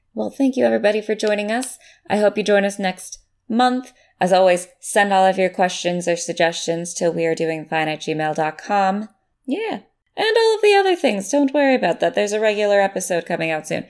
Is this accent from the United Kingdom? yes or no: no; United States; as an American who had to pledge allegiance to the flag every day